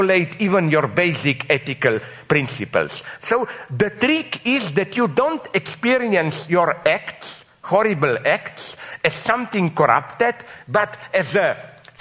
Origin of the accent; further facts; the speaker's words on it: Slovenia; I'm from Slovenia